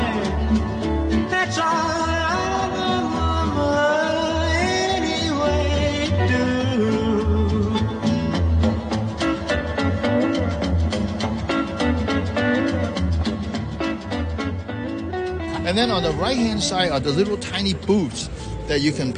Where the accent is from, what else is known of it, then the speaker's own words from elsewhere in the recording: Hong Kong; I was born and raised in Hong Kong.